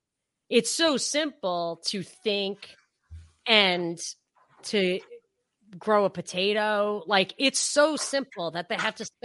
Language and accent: English; New York, United States; No, I'm from Rockland County.